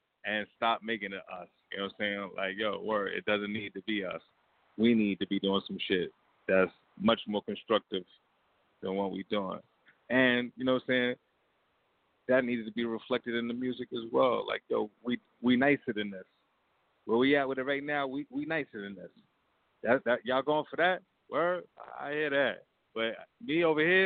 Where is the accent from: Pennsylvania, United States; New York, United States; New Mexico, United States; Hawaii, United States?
New York, United States; New York City; I'm from Queens